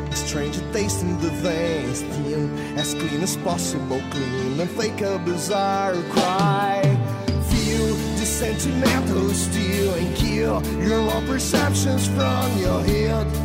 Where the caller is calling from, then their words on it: Brazil; Spanish is a second language; de Brasil.